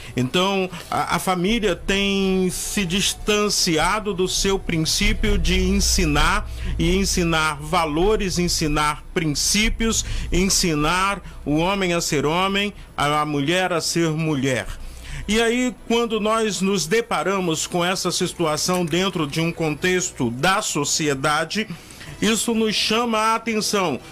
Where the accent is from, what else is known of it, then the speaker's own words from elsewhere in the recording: Rio de Janeiro, Brazil; moved away; also born or lived in Northeast Brazil / North Brazil; eu já morei no Nordeste do Brasil, já morei na região Norte, sou carioca, e amo o Rio de Janeiro